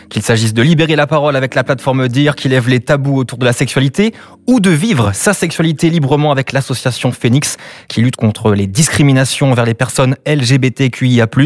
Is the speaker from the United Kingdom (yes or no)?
yes; United Kingdom; accent: English; French is a second language; Je le dis bien parce que mon accent anglais.